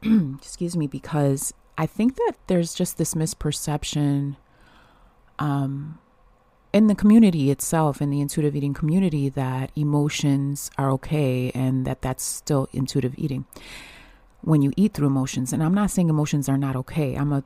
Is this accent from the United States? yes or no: yes; Buffalo, New York, United States; I'm from Buffalo, New York, and it's natural for me.